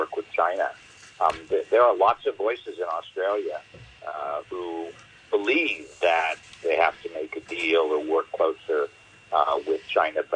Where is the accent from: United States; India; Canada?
Canada; I'm Canadian